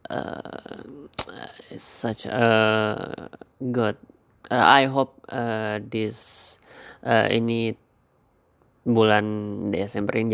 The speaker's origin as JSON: {"language": "Indonesian", "town": "Samarinda", "region": "East Kalimantan", "country": "Indonesia", "tie": "born there", "also_born_or_lived": "Sumatra / Banten", "lives_now": "Yogyakarta, Indonesia", "said": "gue uh, lahir di Samarinda tapi uh, gue besar di tiga tempat yang berbeda gitu waktu sekolah uh, kali gue di SD Kalimantan SMP di Sumatera SMA di uh, Banten"}